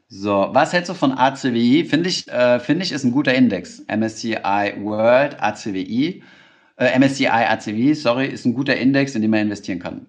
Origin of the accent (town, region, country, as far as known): Germany